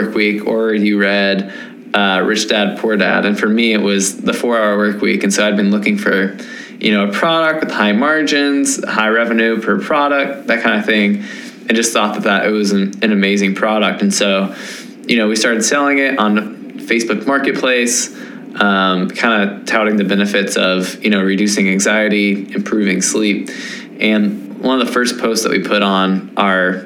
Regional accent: Nashville, Tennessee, United States; I am from Nashville, Tennessee.

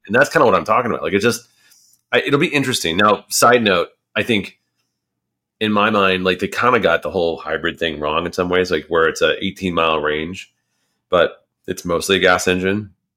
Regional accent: United States; an American

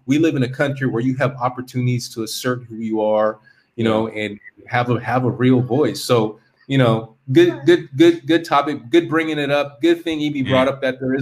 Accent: California, United States; moved away as an adult; I'm from California

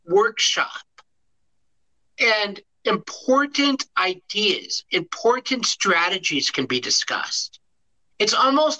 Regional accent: Chicago, Illinois, United States; also born or lived in Michigan State University / outside Detroit, Michigan; now in Detroit, United States; I grew up in Chicago, and my first job was as a teacher

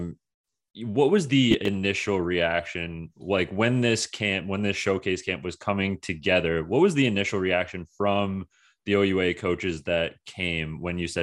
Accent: Kingston, Ontario, Canada; I'm from Kingston

